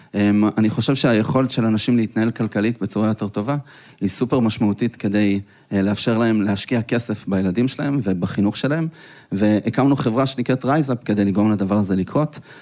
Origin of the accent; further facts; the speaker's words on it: Petah Tikva, Central District, Israel; אנחנו גדלנו בשכונה לא כל כך טובה, פתח תקווה